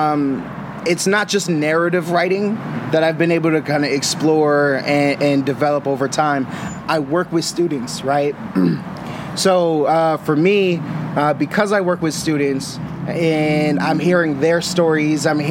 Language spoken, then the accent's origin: English; Boston, Massachusetts, United States; now in Sacramento, United States; I come from Boston. I'm not originally from the Sacramento community